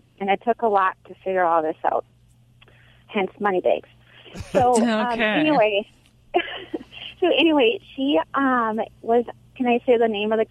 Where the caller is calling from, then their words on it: Wisconsin, United States; I'm calling from Wisconsin.